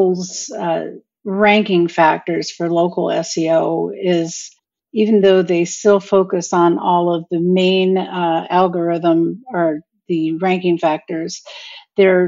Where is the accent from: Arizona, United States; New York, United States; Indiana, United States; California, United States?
Arizona, United States; Mesa; I'm from Mesa, Arizona